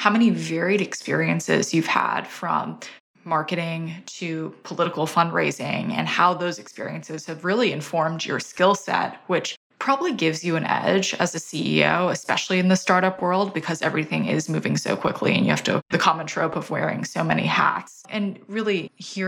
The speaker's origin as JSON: {"language": "English", "country": "Australia", "moved": "yes", "lives_now": "United States", "said": "I'm originally from Australia"}